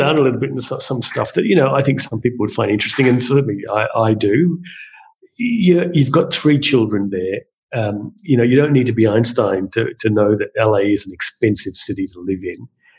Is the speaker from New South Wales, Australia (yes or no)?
no; Darwin, Northern Territory, Australia; as a Darwin person, as an Australian